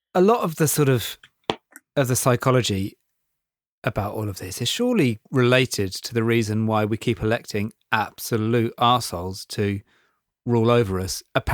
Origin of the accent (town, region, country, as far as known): England, United Kingdom